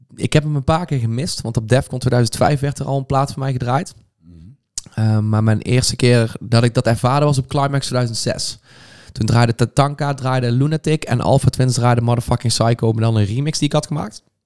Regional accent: Veldhoven, North Brabant, Netherlands; also born or lived in Eindhoven; ik heb al heel mijn leven in Veldhoven gewoond. opgegroeid daar

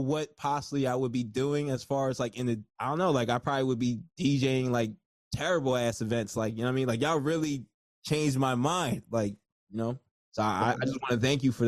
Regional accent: New Jersey, United States; I'm from Jersey

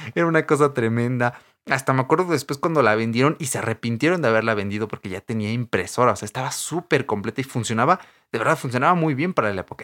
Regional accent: a town near Querétaro, State of Mexico, Mexico; now in Atizapán, Mexico; yo cuando era niño no vivía aquí en Antizapán, ¿vale? Yo vivía en un pueblo, eh, cerca de Querétaro, ahí casi en la frontera, pero que aún es parte del Estado de México

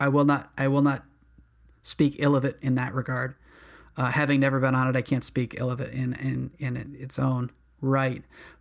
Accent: New England, United States; To be honest, I mean, I'm from New England.

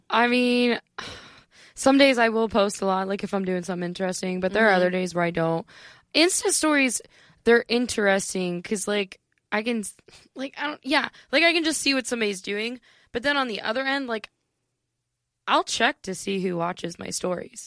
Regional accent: an hour south of Cleveland, Northeastern Ohio, United States; I am from Ohio

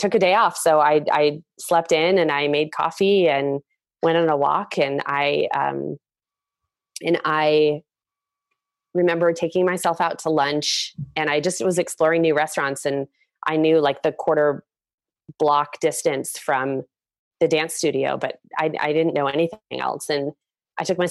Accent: Seattle, Washington, United States; moved away; growing up in Seattle

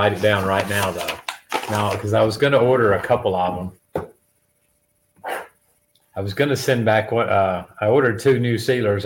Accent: Alamo, Tennessee, United States; moved away as an adult; now in Honduras; I'm from Alamo, Tennessee

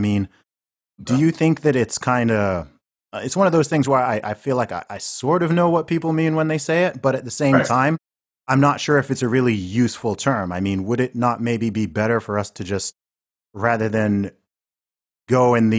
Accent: Saudi Arabia; also born or lived in United Kingdom; growing up primarily in Saudi Arabia, but also here in the UK, right?

